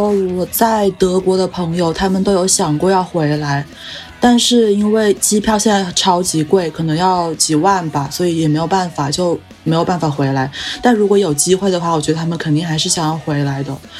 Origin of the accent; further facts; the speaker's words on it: China; 就有点像我们中国人这么多人跑到国外去，